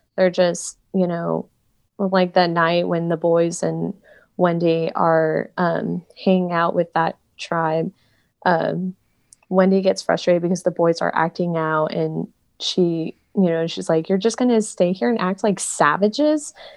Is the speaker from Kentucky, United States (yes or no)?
no; Tulsa, Oklahoma, United States; I am from Tulsa